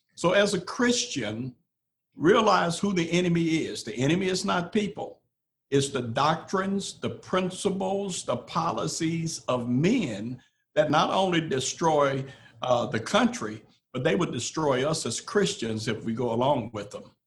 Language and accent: English; Memphis, Crockett County, Tennessee, United States; when we moved from Memphis to Crockett County, Tennessee